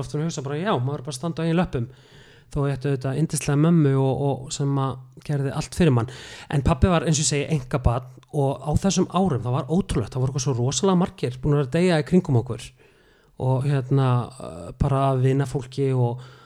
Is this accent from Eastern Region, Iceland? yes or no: yes; Neskaupstaður, Eastern Region, Iceland; moved away as an adult; now in Reykjavík, Iceland; ég er frá neskustad ég er frá neskustad